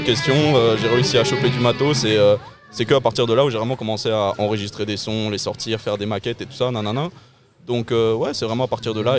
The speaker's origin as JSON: {"language": "French", "town": "Brussels", "region": "Brussels-Capital Region", "country": "Belgium", "said": "je viens euh, BX Centre, 10 1040"}